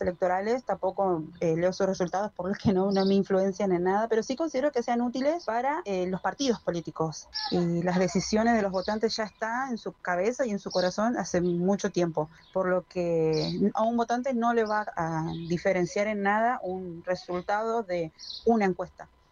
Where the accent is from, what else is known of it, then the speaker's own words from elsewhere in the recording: Quilmes, Buenos Aires Province, Argentina; tengo 31 años y soy de Solano, de Quilmes